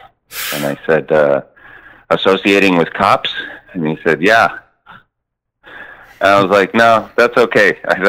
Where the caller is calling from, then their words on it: Raleigh, North Carolina, United States; Buddy. I'm calling from Raleigh.